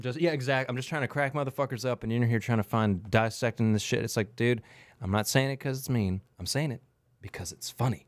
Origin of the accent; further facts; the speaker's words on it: South Louisiana, United States; accent: coon ass; I'm from South Louisiana. I talk like a coon ass